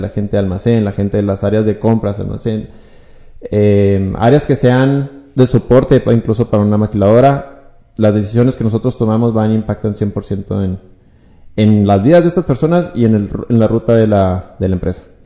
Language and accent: Spanish; Ciudad Juárez, Chihuahua, Mexico; also born or lived in Hidalgo del Parral, Chihuahua; pues me hice juarense. Ya tengo casi 24, 25 años aquí en Ciudad Juárez